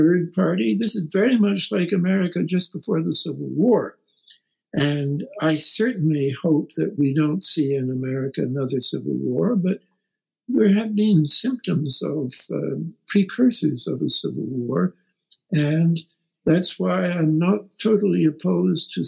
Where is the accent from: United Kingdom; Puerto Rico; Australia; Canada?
Canada; now in United States; I'm a Canadian